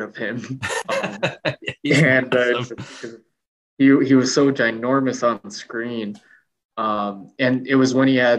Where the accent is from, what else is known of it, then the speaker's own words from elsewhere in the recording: United States; also born or lived in South Korea; I'm actually adopted from South Korea, and I came to America when I was 8 months old